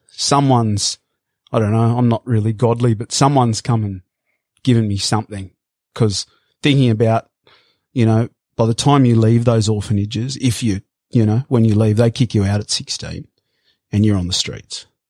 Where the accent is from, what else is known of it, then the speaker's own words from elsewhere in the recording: Sydney, New South Wales, Australia; moved away as an adult; also born or lived in Brazil / Queensland; growing up in Bondi